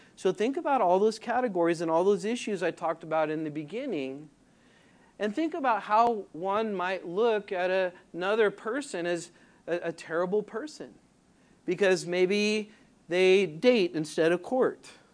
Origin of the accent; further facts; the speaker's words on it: Southern California, United States; moved away; I'm from Southern California